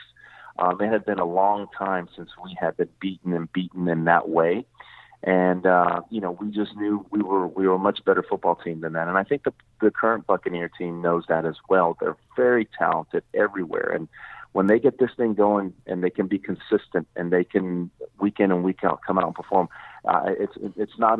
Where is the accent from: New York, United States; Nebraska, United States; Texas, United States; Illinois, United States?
Texas, United States; moved away as an adult; now in Tampa Bay area, United States; I'm originally from the Texas area